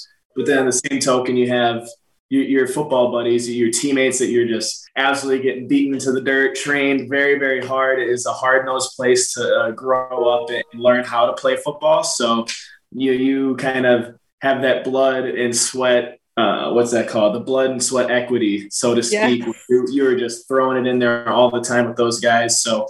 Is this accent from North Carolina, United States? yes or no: no; Green Bay, Wisconsin, United States; Shoot, Green Bay is like it's a really, really small town, right?